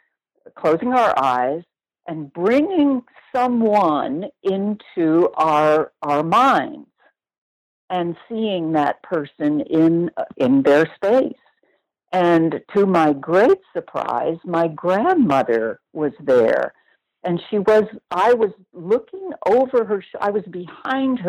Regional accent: New York, United States; moved away as an adult; also born or lived in Los Angeles; I lived near New York all my life

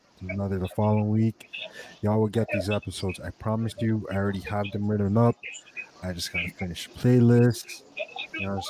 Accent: Miami, Florida, United States; growing up in Miami, before, especially where I'm from

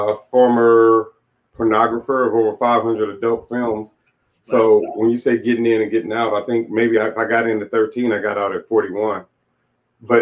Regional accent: Inglewood, California, United States; moved away as an adult; now in Olympia, United States; I'm from Inglewood, California.

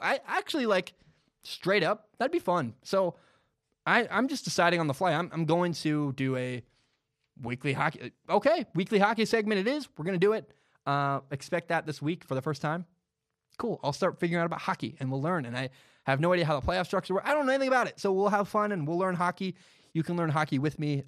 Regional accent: Portland, Oregon, United States; I grew up in Southeast Portland.

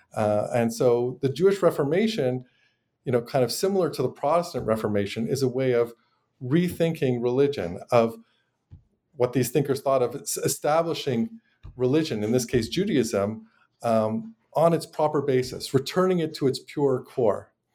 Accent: Montreal, Quebec, Canada; moved away as an adult; now in United States; I'm originally from Montreal

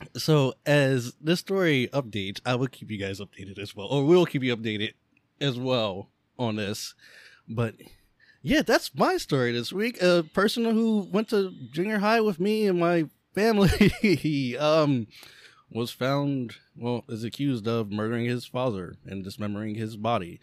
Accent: Lancaster, Pennsylvania, United States; born or raised there

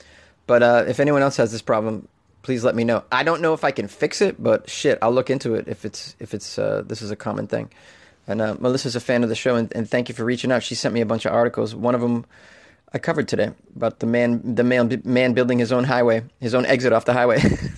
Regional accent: Canada

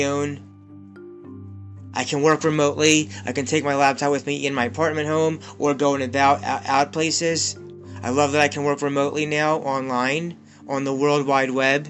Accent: Pennsylvania, United States; a 37 single Jewish man from Pennsylvania

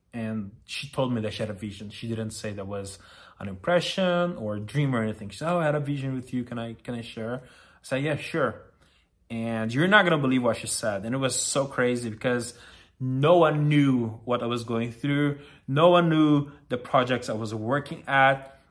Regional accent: Brazil; English is a second language; moved away as an adult; now in Los Angeles, United States; I'm Brazilian, as you are aware by now, and I moved to L A five years ago

